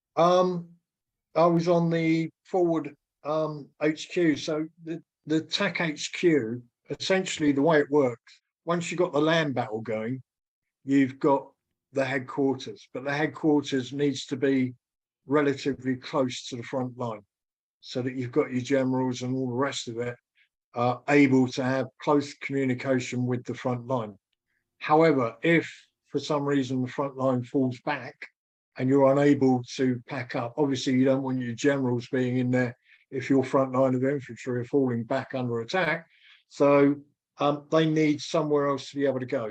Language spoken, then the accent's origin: English; United Kingdom; being British